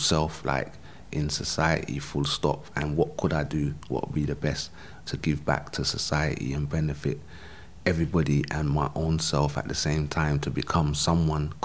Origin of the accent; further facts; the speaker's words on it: London, United Kingdom; I grew up in South London